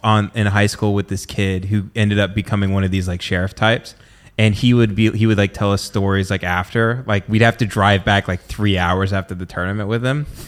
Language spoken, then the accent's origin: English; the South, United States; people that grew up in the South